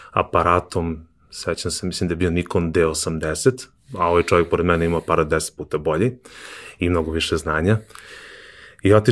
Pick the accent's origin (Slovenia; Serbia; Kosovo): Serbia; Kovin, Vojvodina; pošto je moj otac vlasnik fotografske radnje u Kovinu, ja sam iz Kovina